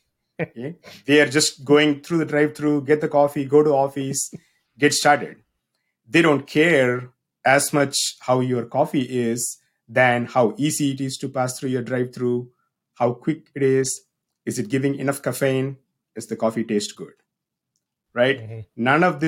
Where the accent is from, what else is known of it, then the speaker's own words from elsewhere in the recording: South India, India; moved away as an adult; now in United States; So if you cannot tell already, I'm from South India. I was born and grew up in South India. I moved to the United States back in 2009 for my graduate school here at Mississippi State University.